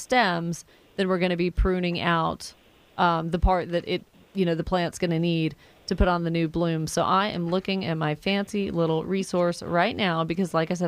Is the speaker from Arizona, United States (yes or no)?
no; Atlanta, Georgia, United States; also born or lived in Woodstock, Georgia / East Cobb, Georgia; I grew up in the Atlanta area and Woodstock and East Cobb and all